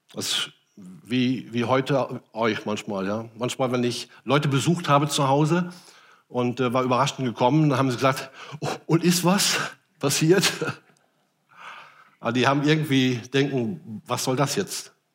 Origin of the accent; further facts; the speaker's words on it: Rhenish Hesse, Rhineland-Palatinate, Germany; moved away; aus meiner alten Heimat Rheinhessen